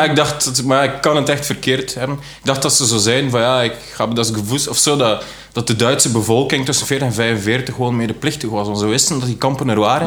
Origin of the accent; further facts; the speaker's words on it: West Flanders, Belgium; also born or lived in Leuven; Ik kom uit West-Vlaanderen